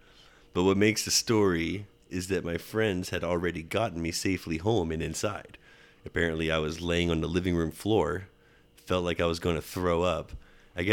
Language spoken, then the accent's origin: English; New York, United States; You know who I am. I'm from New York. Let me back into the country.